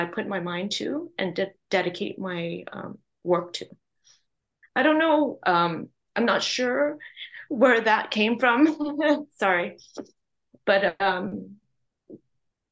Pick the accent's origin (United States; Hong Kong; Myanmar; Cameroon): Hong Kong; now in Vancouver, Canada; My parents, immigrant family, we immigrated. I was born in Hong Kong.